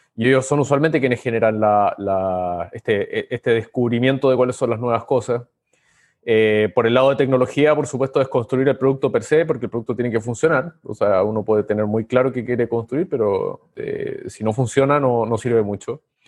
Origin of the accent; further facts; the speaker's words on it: Chile; moved away as an adult; now in Lima, Peru; Soy chileno, pero vivo en Lima hace varios años